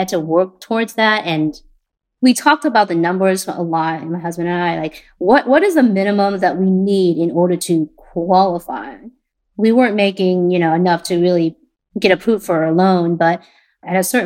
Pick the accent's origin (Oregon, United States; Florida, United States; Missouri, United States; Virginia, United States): Oregon, United States; Portland; also born or lived in Vietnam; My second brother, me, and my parents came to Portland in 1995. I was 10 at the time.